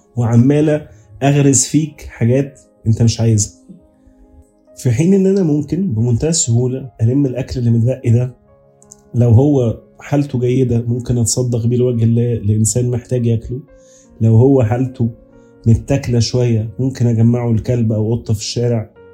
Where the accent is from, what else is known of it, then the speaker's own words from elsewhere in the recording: Egypt; عندنا كمصريين